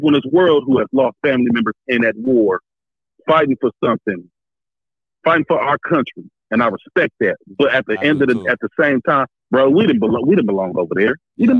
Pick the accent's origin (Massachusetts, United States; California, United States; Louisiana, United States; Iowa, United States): California, United States; I'm from California, bro.